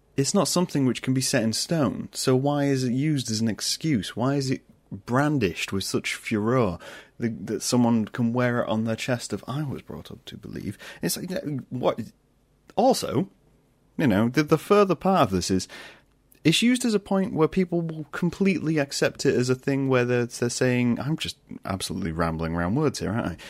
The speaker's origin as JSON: {"language": "English", "country": "United Kingdom", "also_born_or_lived": "Lincoln, Lincolnshire", "said": "I'm British"}